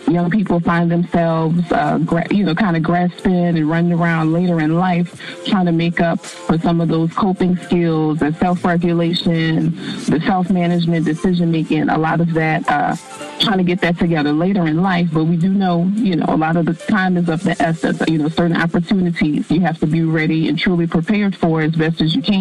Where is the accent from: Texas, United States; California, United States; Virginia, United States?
Texas, United States; Dallas; also born or lived in New Orleans, Louisiana; I am from the Dallas area by way of New Orleans